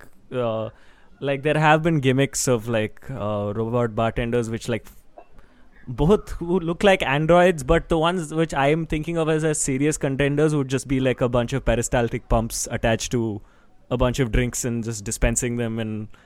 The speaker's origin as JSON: {"language": "English", "town": "Mumbai", "region": "Maharashtra", "country": "India", "tie": "born there", "said": "Oh, I was born in Bombay."}